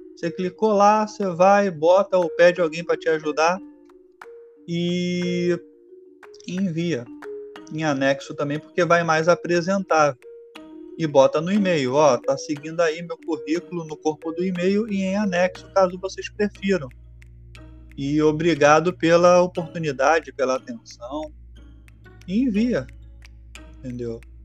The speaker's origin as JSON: {"language": "Portuguese", "region": "Rio de Janeiro", "country": "Brazil", "said": "eu sou do Rio de Janeiro"}